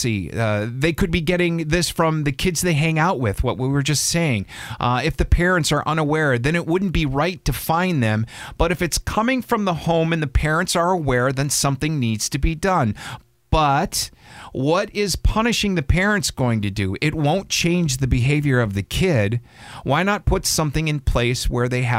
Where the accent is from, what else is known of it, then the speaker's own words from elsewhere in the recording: Wisconsin, United States; I'm from Wisconsin